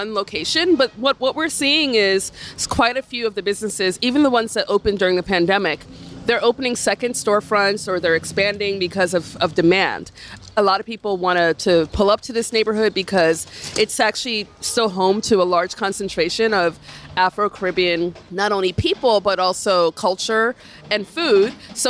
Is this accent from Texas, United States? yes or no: no; New York City, New York, United States; So when I was born, my parents lived on Bedford and Martens.